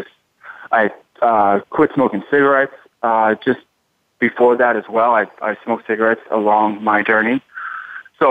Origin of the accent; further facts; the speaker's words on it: Boston, Massachusetts, United States; moved away; also born or lived in Miami; I'm in Miami now, but I'm from Boston